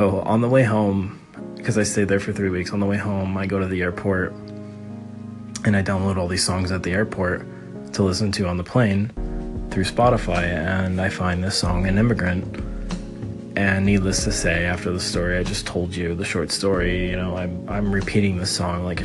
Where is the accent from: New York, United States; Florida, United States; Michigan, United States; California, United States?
California, United States; Los Angeles; I'm from Los Angeles